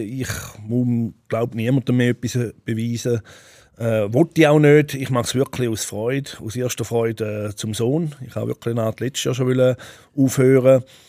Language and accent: German; Switzerland; Ich bin auch hier groß geworden